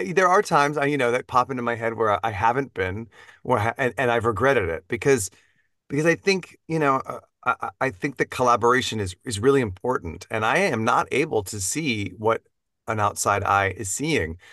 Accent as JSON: {"language": "English", "town": "Dallas", "region": "Texas", "country": "United States", "tie": "born or raised there", "also_born_or_lived": "suburbs of Houston", "moved": "yes", "said": "I grew up in Texas, um, in the suburbs of Dallas"}